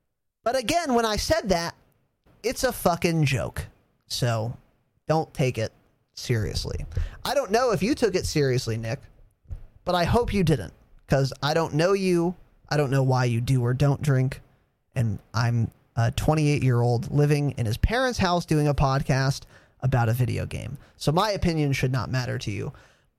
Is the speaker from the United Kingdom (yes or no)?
no; Ireland; Now, I am an Irishman. Through and through.